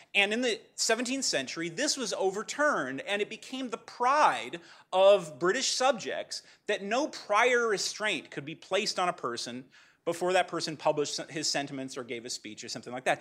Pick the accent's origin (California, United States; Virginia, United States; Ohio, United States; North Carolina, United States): California, United States; Pasadena; I'm from Pasadena